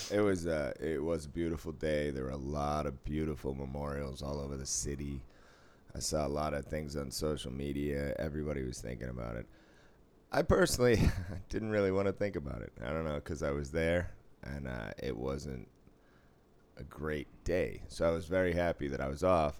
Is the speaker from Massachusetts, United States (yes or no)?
yes; Boston, Massachusetts, United States; now in Las Vegas, United States; I grew up in Boston.